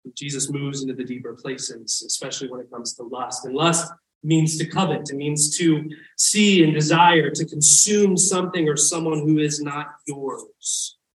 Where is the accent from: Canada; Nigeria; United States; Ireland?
United States; the South; I grew up in the South